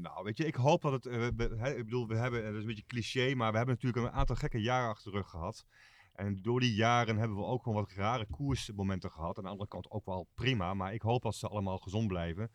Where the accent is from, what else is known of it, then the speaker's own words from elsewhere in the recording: Netherlands; wij zijn Hollanders